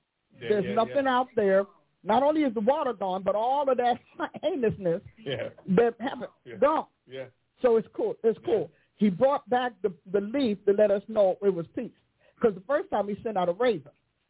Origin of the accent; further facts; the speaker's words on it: East Coast, United States; I'm from East Coast. I know pigeons.